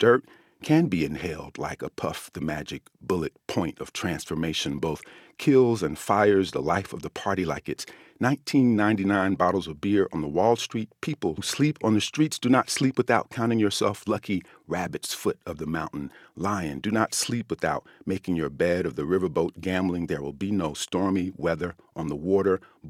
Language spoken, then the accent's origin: English; United States; So I think about that as an American.